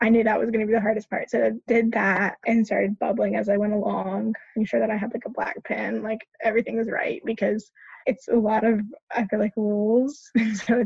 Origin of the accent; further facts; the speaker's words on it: Charlotte, North Carolina, United States; also born or lived in Orange County, North Carolina; So I'm from in North Carolina, but I'm from Charlotte.